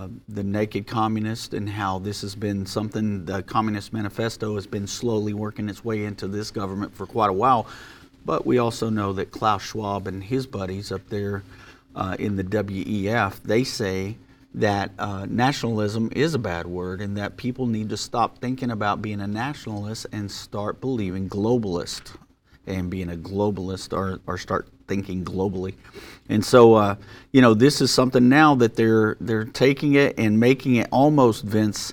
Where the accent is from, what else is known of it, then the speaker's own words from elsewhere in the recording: United States; As American